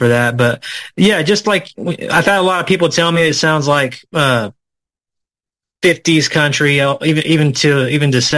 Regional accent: Indiana, United States; moved away as an adult; also born or lived in Alpine, Texas; I was born in Indiana, but my music roots are very Texan

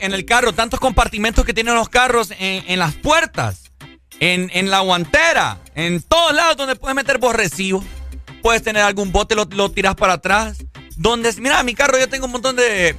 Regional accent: Honduras; esta es mi tierra, Honduras, somos así.

